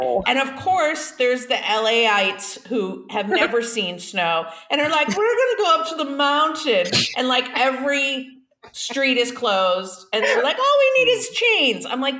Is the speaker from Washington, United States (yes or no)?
no; Boston, Massachusetts, United States; also born or lived in Ventura County, California; now in California, United States; I'm from Boston, so I'm used to snow